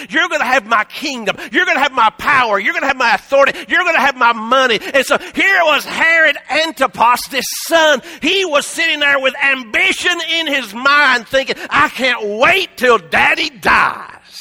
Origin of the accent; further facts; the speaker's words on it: Appalachia, United States; we're from Appalachia, Shar and I.